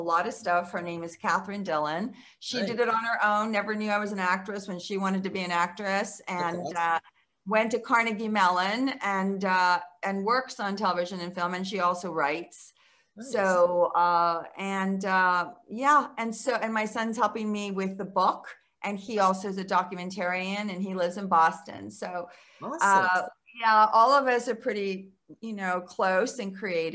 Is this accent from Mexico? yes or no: yes; Mexico; moved away; I was born in Mexico.